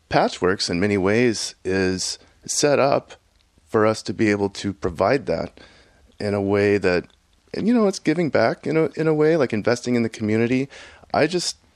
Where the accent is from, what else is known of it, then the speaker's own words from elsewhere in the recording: Houston, Texas, United States; my experience growing up in Houston, Texas was there was no internet that, you know, I could access